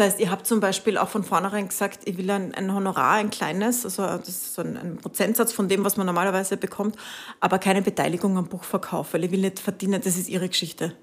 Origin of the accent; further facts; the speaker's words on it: Italy; also born or lived in Spain; now in Austria; Bin nach Italien gefahren, wo ich aufgewachsen bin.